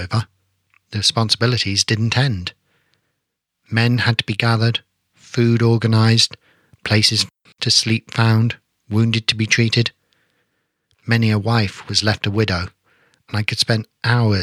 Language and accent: English; Poole, South West England, United Kingdom; my hometown of Poole, in Dorset